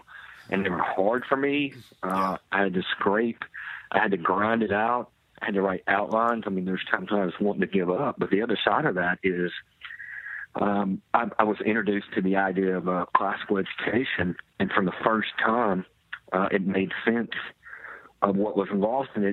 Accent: Buzzard Roost, Arkansas, United States; moved away

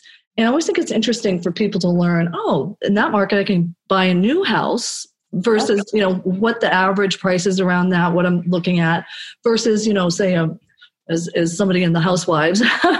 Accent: Florida, United States; So I have to tell you, so we lived in a lot of different houses, but mostly I grew up in Florida, 1975

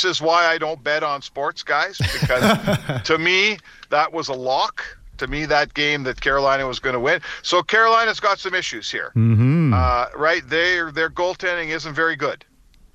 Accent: Edmonton, Alberta, Canada; I grew up in Edmonton

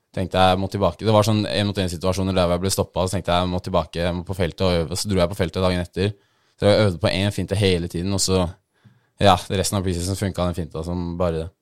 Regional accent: Oslo, Norway; also born or lived in Bodø; Jeg er fra Majorstuen

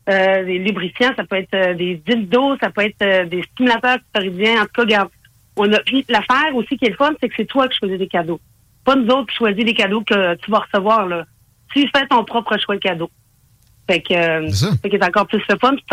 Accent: Saguenay, Quebec, Canada; now in Quebec City, Canada; Je suis originaire du Saguenay

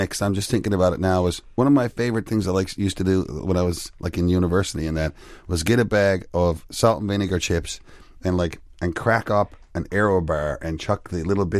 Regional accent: Newfoundland and Labrador, Canada; as a Newfoundlander

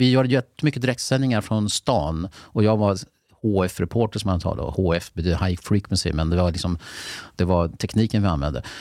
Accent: Mälardalen, Sweden; Men jag kom ju redan från Mälardalen så att det var inte så att man måste göra om helt och hållet.

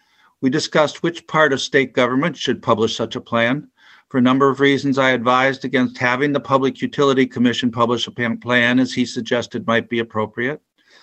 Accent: Helenville, Wisconsin, United States; I am from Helenville, Wisconsin, which is in Jefferson County.

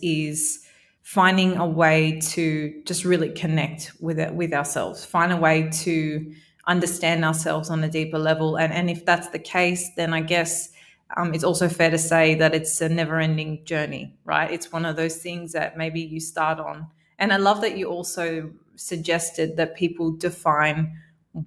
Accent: Sydney, New South Wales, Australia; moved away as an adult; also born or lived in Melbourne, Australia; now in Dubai, United Arab Emirates; I was born in Melbourne, yeah. but I grew up in Sydney

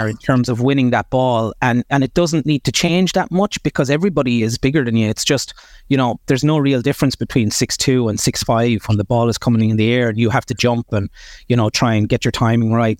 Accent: Kilkenny, Leinster, Ireland; I was born in Kilkenny Hospital, right in the middle of Kilkenny City, and, uh, at the time my parents were living just on the border between Bennett's Bridge and Danes Fort

